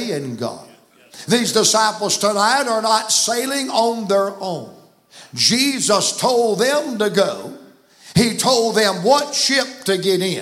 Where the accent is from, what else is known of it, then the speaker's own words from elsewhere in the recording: the South, United States; I was raised in the South